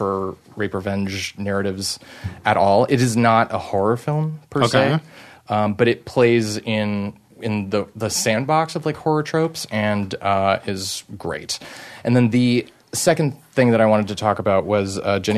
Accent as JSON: {"language": "English", "country": "Canada", "said": "I'm French Canadian."}